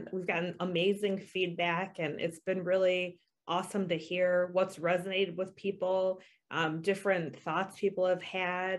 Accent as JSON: {"language": "English", "country": "United States", "tie": "born or raised there", "also_born_or_lived": "Colombia", "said": "I was bought by a couple and brought to what is known as the U.S."}